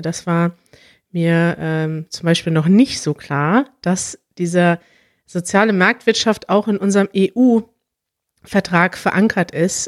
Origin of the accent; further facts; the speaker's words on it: Germany; dass ich mit allem aufgewachsen bin in Deutschland